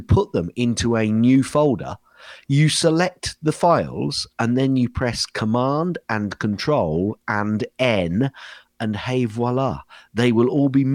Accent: England, United Kingdom; accent: English; I was doing my typical English accent, you know, visiting over

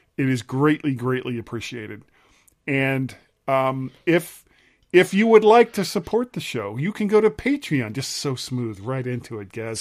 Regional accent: South Florida, United States; moved away; some of my friends, of course, that, that I grew up with in South Florida

